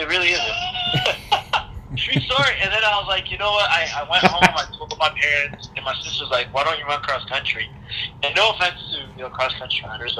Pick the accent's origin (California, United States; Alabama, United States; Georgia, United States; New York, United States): Georgia, United States; moved away as an adult; I was a Georgia boy growing up